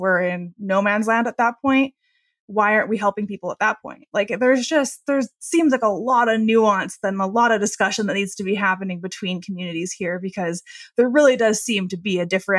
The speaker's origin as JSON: {"language": "English", "country": "United States", "said": "So I am. Yeah. I try and pass as a Canadian, especially traveling abroad."}